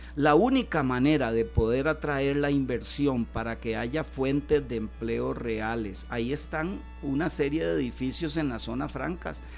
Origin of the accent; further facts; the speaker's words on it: Puntarenas, Costa Rica; soy porteño